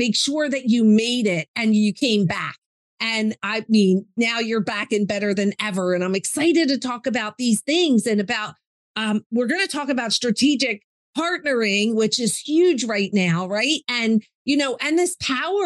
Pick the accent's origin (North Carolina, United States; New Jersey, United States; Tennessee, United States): New Jersey, United States; we're Jersey girls